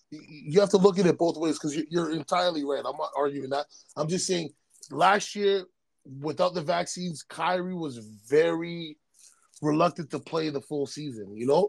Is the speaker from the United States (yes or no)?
no; Canada; I'm Canadian.